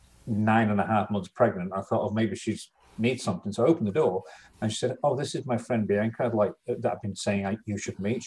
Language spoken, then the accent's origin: English; England, United Kingdom; being English, we're very shy and reserved.